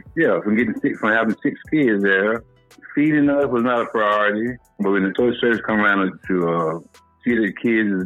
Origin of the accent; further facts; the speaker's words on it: Goldsboro, North Carolina, United States; moved away as an adult; also born or lived in Norfolk, Virginia; now in Washington, D.C., United States; Born in the state of North Carolina in a city called Goldsboro.